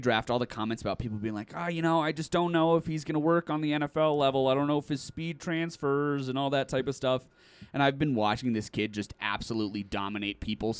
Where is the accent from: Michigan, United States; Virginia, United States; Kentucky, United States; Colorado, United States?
Colorado, United States; Castle Rock; I've known Christian since I was a kid. We're both from Castle Rock and we went to high school together.